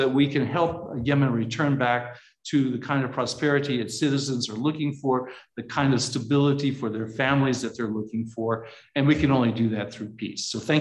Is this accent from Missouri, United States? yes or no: yes; Missouri, United States; I was born and raised in Missouri. So as you know, it's the show me state